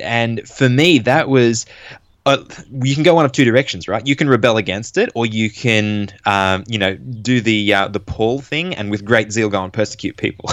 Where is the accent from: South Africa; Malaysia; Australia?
Australia; Sydney area, New South Wales; I was born in Australia, in New South Wales, n-, not too, well, around the Sydney area. And, uh, I grew up around the church